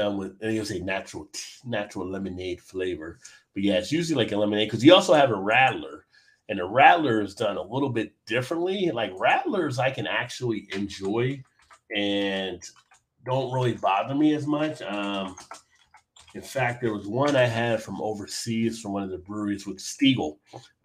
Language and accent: English; New Jersey, United States; now in Baltimore, United States; growing up in New Jersey